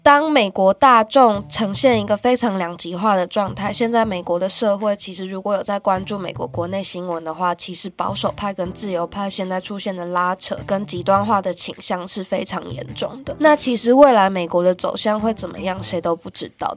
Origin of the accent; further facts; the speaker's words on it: Taiwan; now in United States; 我自己作为一个台美人在国外